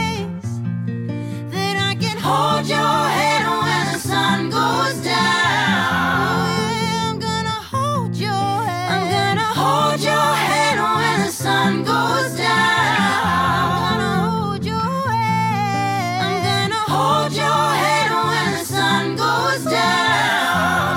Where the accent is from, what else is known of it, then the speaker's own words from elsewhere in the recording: Montreal, Quebec, Canada; I was born and raised in Montreal. I'm French Canadian